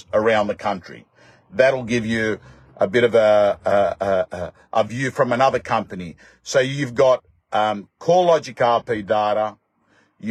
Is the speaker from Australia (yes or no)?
yes; Australia; I'm an Aussie